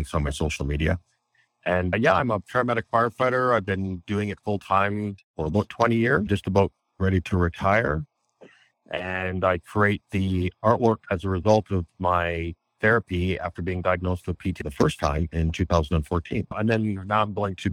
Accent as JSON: {"language": "English", "region": "Western Canada near the Rocky Mountains", "country": "Canada", "tie": "born or raised there", "also_born_or_lived": "Egypt / Japan / Cayman Islands / Indonesia", "said": "I'm Canadian. I'm in Western Canada near the Rocky Mountains."}